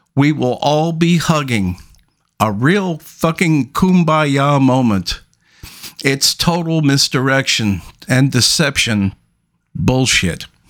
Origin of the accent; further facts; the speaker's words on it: New York City, New York, United States; I grew up in Brooklyn in one of the roughest parts